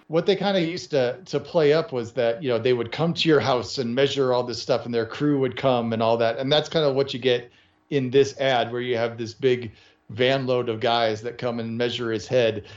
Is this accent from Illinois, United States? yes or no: yes; Chicago, Illinois, United States; I grew up in the Chicago area